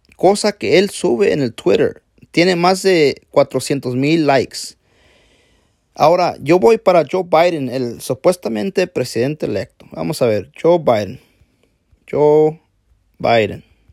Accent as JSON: {"language": "Spanish", "country": "Mexico", "said": "Yo soy mexicano"}